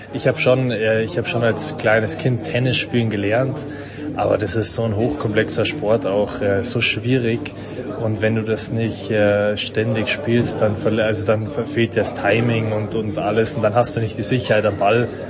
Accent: Munich, Bavaria, Germany; als Münchner

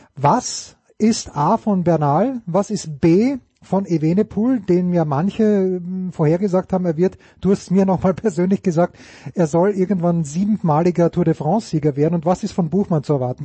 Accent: Austria; als Österreicher

